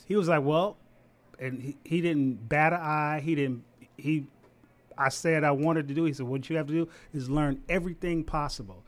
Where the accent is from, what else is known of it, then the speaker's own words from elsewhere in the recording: Savannah, Georgia, United States; moved away as an adult; also born or lived in Huntsville, Alabama; now in Washington, D.C., United States; I'm originally from Savannah, Georgia.